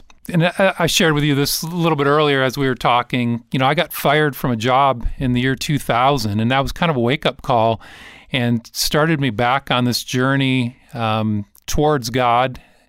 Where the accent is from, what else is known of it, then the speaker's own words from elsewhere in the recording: Detroit, Michigan, United States; So, you know, I grew up in Detroit, actually.